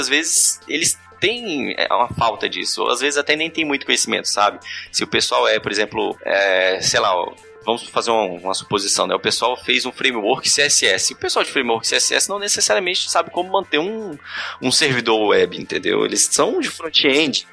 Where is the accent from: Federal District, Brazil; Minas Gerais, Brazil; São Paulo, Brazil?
Federal District, Brazil; Brasília; eu sou daqui de Brasília